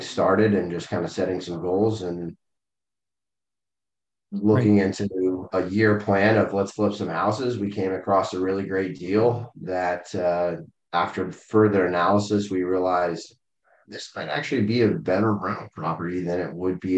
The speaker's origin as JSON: {"language": "English", "town": "Carmel", "region": "Indiana", "country": "United States", "tie": "born or raised there", "also_born_or_lived": "Chicago", "said": "I'm from Carmel. I was born and raised on the north"}